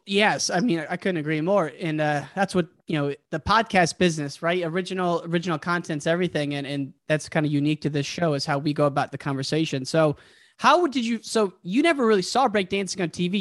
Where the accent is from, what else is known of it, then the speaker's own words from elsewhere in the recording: Midwest, United States; I grew up in the Midwest